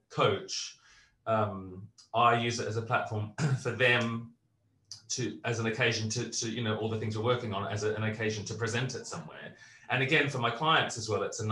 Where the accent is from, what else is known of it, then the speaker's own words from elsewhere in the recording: Australia; also born or lived in Britain; now in United Kingdom; I'm, as an Australian